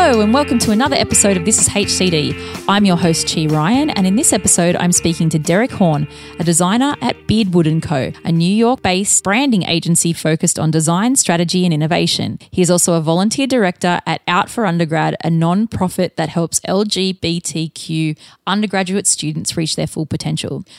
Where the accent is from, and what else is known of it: Australia